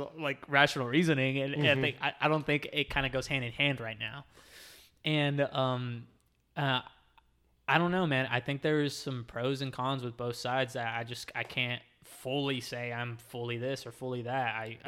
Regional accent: Southern United States, United States; born there; I was born in the Bible Belt. Like, yeah. So I was born into this idea of like religion and Catholicism, baptism, all this other stuff.

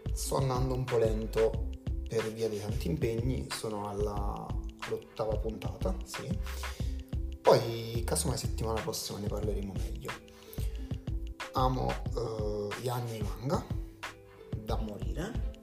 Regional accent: Campania, Italy; sono campano

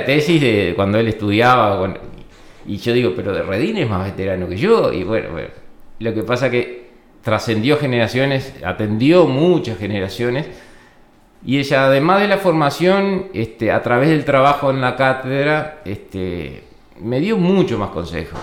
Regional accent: Florida, Uruguay; yo soy oriundo de Florida, de la ciudad de Florida. Eh, tengo una raíz rural, pero en realidad me crié en un, barrio este, de Florida

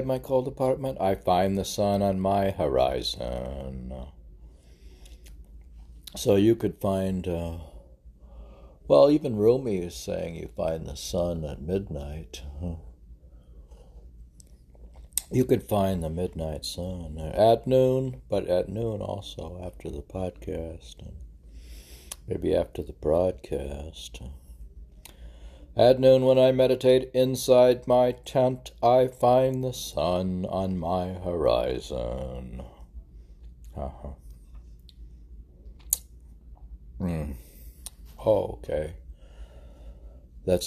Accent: Ohio, United States; now in Miami, United States; I am from Ohio

